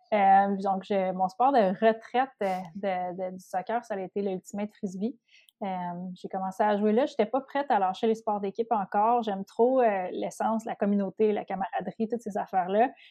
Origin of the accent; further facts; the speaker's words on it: Outaouais, Quebec, Canada; je viens de l'Outaouais, donc ma, ma gang d'Outaouais